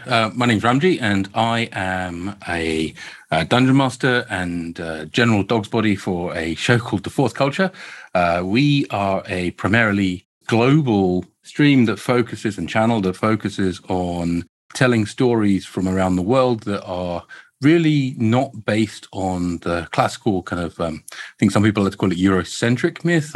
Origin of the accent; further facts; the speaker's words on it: Croydon, London, United Kingdom; I can tell by my accent, they grew up in, in sunny Croydon